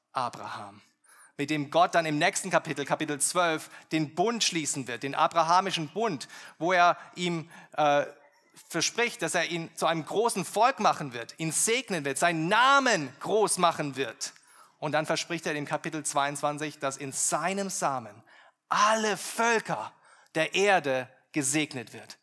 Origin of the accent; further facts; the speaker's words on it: Germany; wir als, als Deutsche